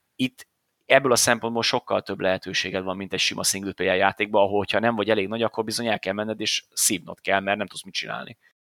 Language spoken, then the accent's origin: Hungarian; Hungary; magyarok vagyunk